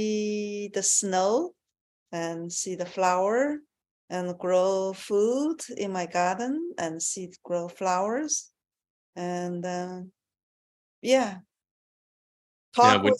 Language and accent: English; China; I was born in China